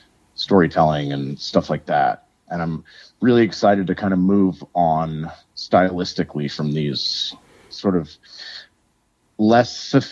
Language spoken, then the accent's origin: English; Lafayette, United States; now in Minneapolis, United States; And then I grew up in Lafayette.